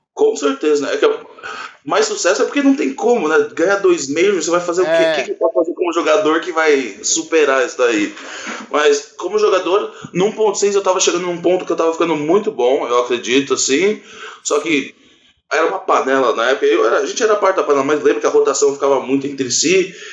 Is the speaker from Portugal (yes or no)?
no; Orlando, Florida, United States; now in Brazil; Eu ainda morava nos Estados Unidos, que eu cresci lá em Orlando